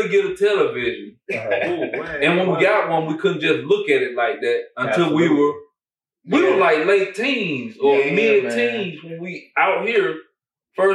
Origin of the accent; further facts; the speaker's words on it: Paulding County, Georgia, United States; we grew up in Paulding County. Nothing like it. We call this country.